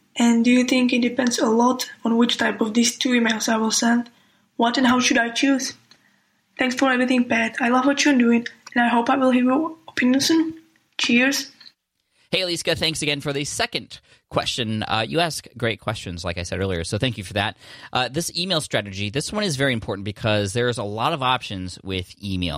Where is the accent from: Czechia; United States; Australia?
Czechia; I'm from Czech Republic